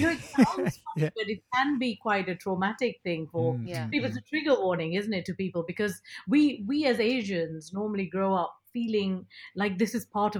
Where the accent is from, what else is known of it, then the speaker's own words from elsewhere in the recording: Nigeria; first language ta; English is a second language; I was 7 years old growing up in Nigeria, and my dad trained me to read in Tamil, which is our mother tongue